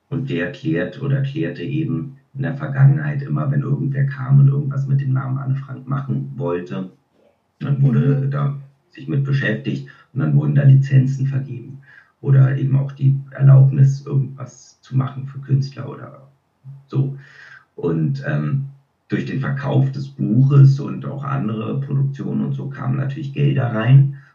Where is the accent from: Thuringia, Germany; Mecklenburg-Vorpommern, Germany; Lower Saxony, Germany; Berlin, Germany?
Berlin, Germany; now in Switzerland; Ich bin ja in Berlin aufgewachsen und da hat er Theater gespielt und auch im Fernsehen gedreht. Und irgendwann mal, als meine Großeltern dann gestorben waren, sind wir alle zusammen zurück in die Schweiz, eben in dieses Haus gezogen.